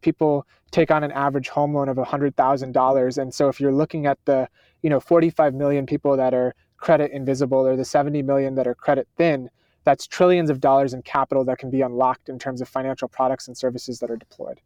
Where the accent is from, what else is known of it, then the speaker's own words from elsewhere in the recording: Schenectady, New York, United States; I grew up in Schenectady, New York